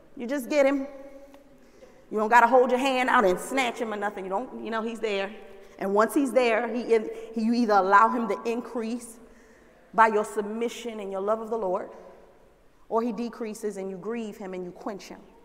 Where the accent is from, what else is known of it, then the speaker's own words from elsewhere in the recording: the South, United States; moved away; I grew up in the South